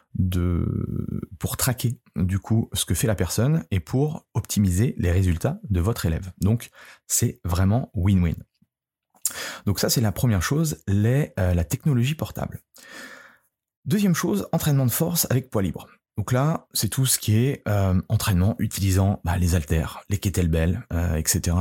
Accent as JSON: {"language": "French", "country": "France", "said": "chez nous, en France"}